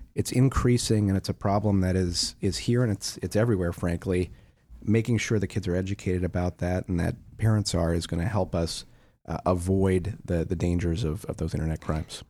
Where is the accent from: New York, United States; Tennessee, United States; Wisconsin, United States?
Wisconsin, United States; when I was a kid growing up in Wisconsin